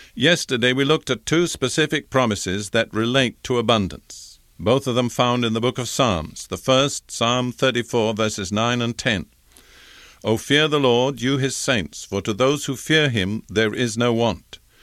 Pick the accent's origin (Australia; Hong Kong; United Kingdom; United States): United Kingdom; as a young boy growing up in Britain, in the Anglican Church